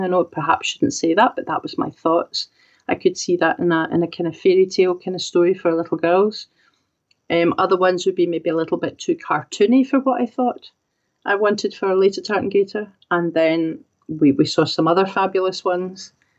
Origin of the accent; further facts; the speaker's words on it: Scotland, United Kingdom; me being Scottish and writing the story